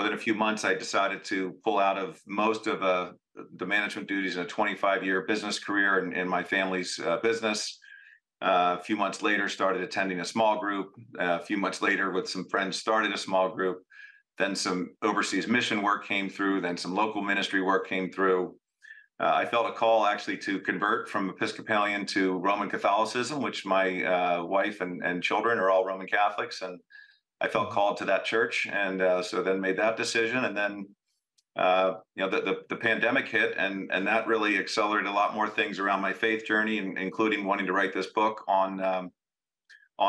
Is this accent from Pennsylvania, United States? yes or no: yes; Philadelphia, Pennsylvania, United States; also born or lived in Durham, North Carolina / West Coast; I am born and raised in Philadelphia